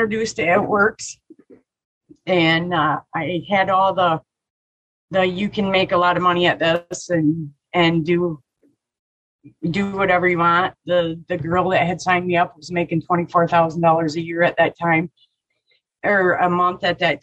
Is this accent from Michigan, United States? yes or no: yes; Michigan, United States; I grew up in the middle of Michigan.